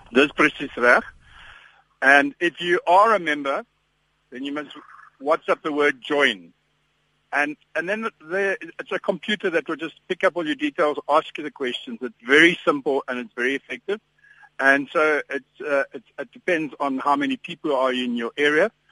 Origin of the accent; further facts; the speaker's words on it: Ermelo, Mpumalanga, South Africa; now in Johannesburg, South Africa; ek kom van 'n klein dorpie af uh, van ek, ek ek is gebore in Ermelo